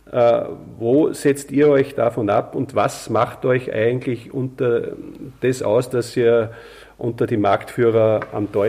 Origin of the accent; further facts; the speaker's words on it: Austria; ich sage jetzt einmal, eine Ölheizung noch drin habe, mit Solarthermie betrieben, wie das sehr oft bei uns in Österreich zumindest der Fall ist